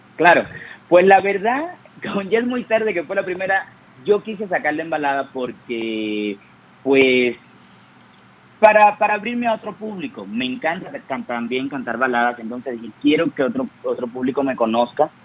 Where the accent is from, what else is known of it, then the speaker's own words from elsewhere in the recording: Cuba; moved away; cuando yo salí de Cuba